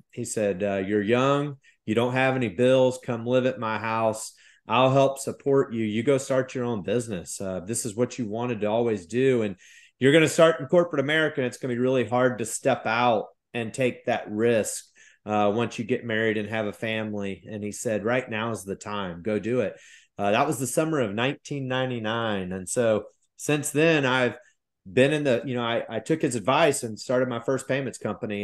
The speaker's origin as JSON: {"language": "English", "region": "Midwest", "country": "United States", "tie": "born or raised there", "moved": "yes", "lives_now": "South Carolina, United States", "said": "I grew up in the Midwest"}